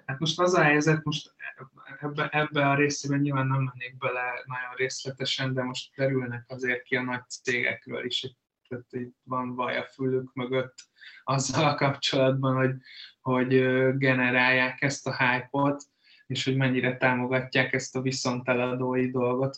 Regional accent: Hungary; mint magyarok

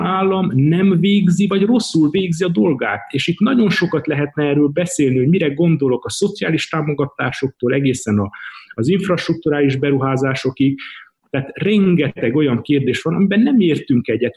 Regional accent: Transylvania, Romania; nem akarunk elmenni Erdélyből, nem akarunk elmenni a szülőföldünkről, mi nem gazdasági bevándorlók vagyunk, mi itt születtünk

